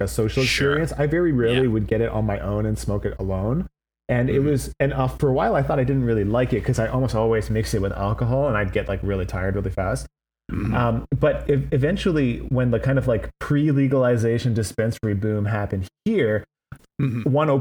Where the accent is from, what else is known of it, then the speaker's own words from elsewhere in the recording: Vancouver, British Columbia, Canada; I come from Vancouver, British Columbia.